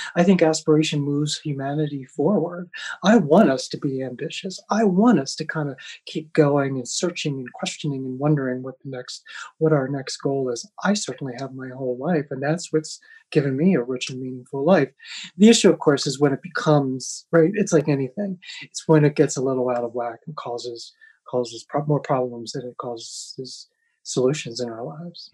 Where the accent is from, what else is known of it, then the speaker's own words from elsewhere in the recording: United States; moved away as an adult; also born or lived in Amsterdam; as a white privileged male growing up in America